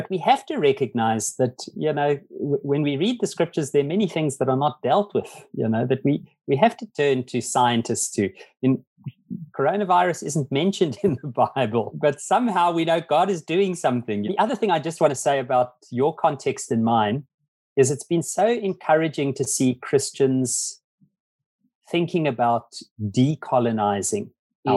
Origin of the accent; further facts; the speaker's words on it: Zimbabwe; now in South Africa; I was born actually in Zimbabwe, not in South Africa.